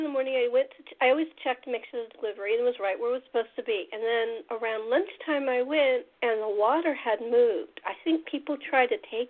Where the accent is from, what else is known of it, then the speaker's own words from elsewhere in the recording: Los Angeles, California, United States; I'm originally from Los Angeles